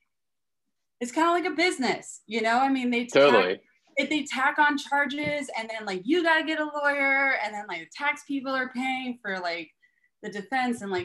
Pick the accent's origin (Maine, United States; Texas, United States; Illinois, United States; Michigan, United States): Texas, United States; Austin; moved away; also born or lived in Poway, San Diego, California / Humboldt County, California; I was raised in Texas